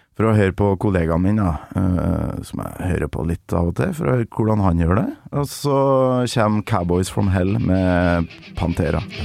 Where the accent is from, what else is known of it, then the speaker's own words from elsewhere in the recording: Kolvereid, Trøndelag, Norway; jeg vokste opp i et lite hus i et byggefelt på Kolvereid med 1500 innbyggere i Nord-Trøndelag